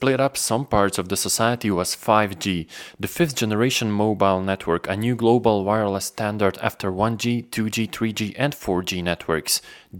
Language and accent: English; Ljubljana, Slovenia; my hometown Ljubljana in Slovenia